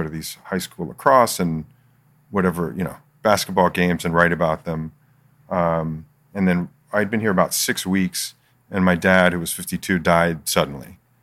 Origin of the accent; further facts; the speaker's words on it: Philadelphia, Pennsylvania, United States; moved away as an adult; also born or lived in Michigan; now in San Diego, United States; I grew up in Philly